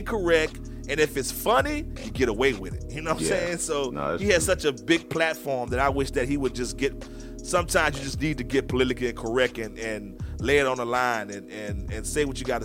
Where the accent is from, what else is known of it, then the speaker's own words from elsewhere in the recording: New Orleans, Louisiana, United States; growing up in New Orleans